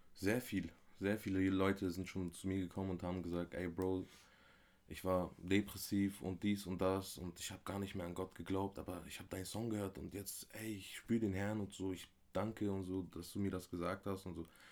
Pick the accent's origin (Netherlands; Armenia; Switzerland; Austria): Armenia; moved away; also born or lived in Bremerhaven, Germany; das Land, wo ich herkomme, Armenien, ist sehr gläubig